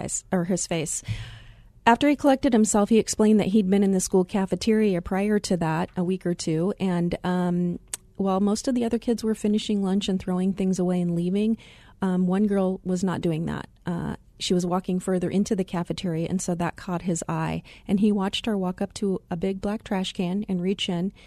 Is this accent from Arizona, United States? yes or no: yes; Glendale, Arizona, United States; also born or lived in Chicago area; I had the pleasure of growing up in the Glendale area.